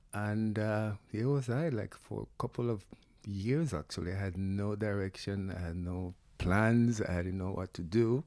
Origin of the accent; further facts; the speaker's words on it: Panama; now in United States; come from Panama. Grew up in the jungles